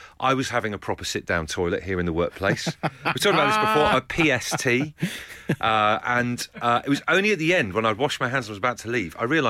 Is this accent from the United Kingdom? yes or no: yes; Trowbridge, South West England, United Kingdom; also born or lived in Devon; growing up in Trowbridge as I did